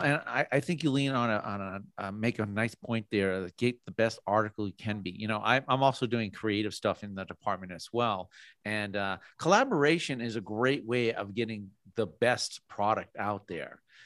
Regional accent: Massachusetts, United States; moved away as an adult; now in Idaho, United States; I'm originally from Massachusetts

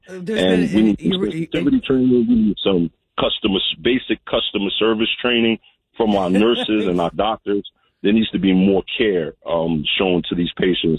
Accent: New York City, New York, United States; I grew up in Brooklyn

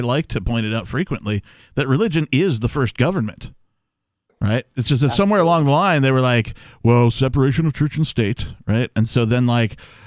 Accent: Wisconsin, United States; also born or lived in Seattle area, Washington; now in New Hampshire, United States; I grew up in Wisconsin, which has the four seasons

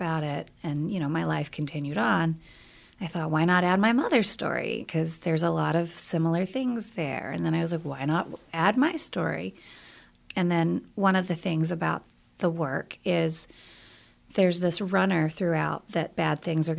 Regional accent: South Carolina, United States; moved away; We are both originally from South Carolina. He has a much stronger accent than mine. I grew up in the city. He grew up in the country, so we always joke. But yes, he and I both moved here.

